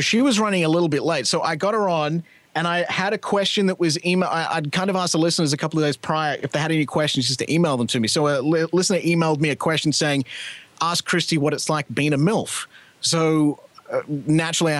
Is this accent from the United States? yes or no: no; Australia; moved away as an adult; now in Canada; I'm Australian